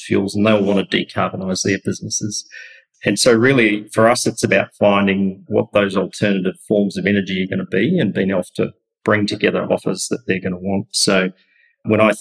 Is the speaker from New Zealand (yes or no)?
yes; New Zealand; moved away as an adult; now in Australia; I was born and raised in New Zealand.